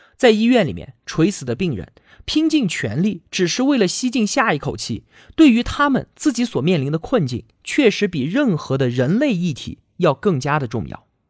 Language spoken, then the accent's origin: Chinese; China; 我们中国各地